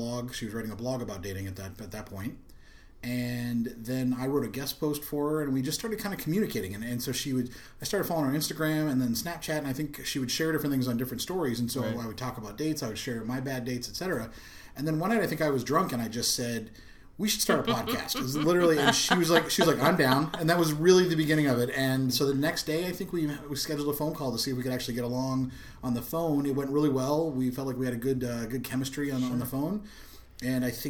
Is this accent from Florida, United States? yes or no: yes; Ormond Beach, Florida, United States; also born or lived in Boston / Los Angeles; now in Orlando, United States; I was born in Boston, but then I grew up over in Ormond Beach, which is directly north of Daytona Beach.